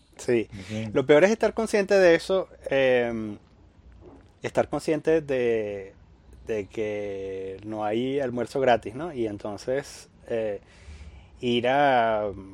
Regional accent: Venezuela; moved away; yo vengo de Venezuela

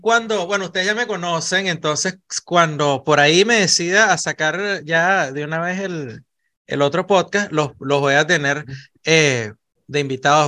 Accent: Venezuela; moved away as an adult; yo salí de Venezuela y yo no salí de Venezuela como un inmigrante, yo salí de Venezuela con una oportunidad laboral y me convertí en inmigrante fuera de Venezuela.

